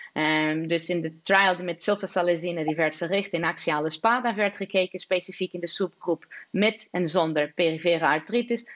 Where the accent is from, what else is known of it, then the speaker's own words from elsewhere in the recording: Lisbon, Portugal; now in Maastricht, Netherlands; Lissabon zal altijd de stad zijn waar ik geboren ben en zal altijd een beetje als thuis voelen.